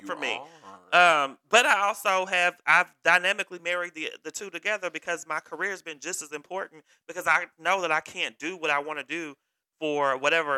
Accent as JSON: {"language": "English", "region": "Kentucky", "country": "United States", "tie": "born or raised there", "said": "I was raised in the South."}